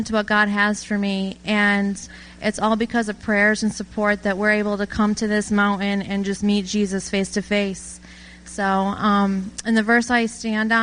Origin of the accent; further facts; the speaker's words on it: Turin, New York, United States; I'm from Turin, New York, and I have two brothers and a sister